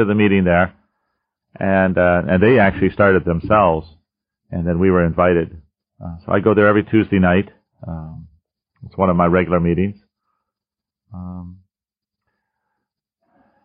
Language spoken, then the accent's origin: English; Erie, Pennsylvania, United States; I'm from Erie, Pennsylvania